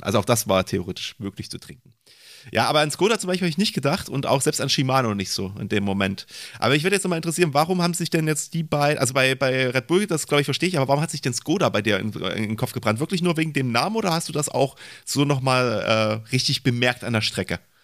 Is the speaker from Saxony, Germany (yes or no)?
yes; Leipzig, Saxony, Germany; ich komme ja aus Leipzig